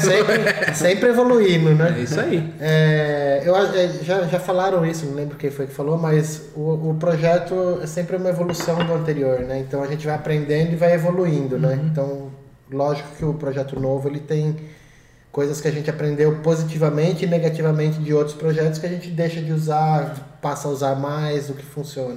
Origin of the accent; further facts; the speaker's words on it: Brazil; da cidade de Peró, que foi onde eu cresci